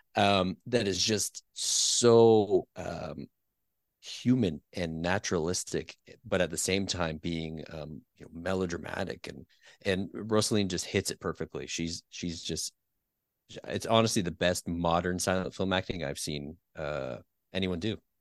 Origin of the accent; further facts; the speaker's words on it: Peterborough, Ontario, Canada; I grew up in a, a town called Peterborough, which is not Winnipeg